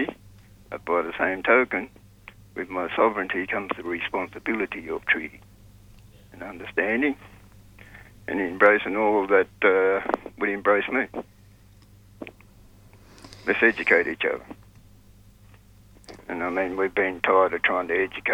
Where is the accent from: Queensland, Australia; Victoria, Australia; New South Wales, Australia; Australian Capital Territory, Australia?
New South Wales, Australia; Sydney; Growing up in Sydney